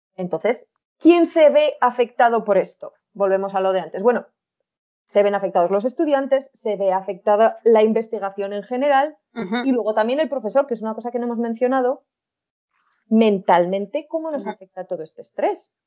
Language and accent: Spanish; Huesca, Aragon, Spain; accent: Spanish; con mi acento español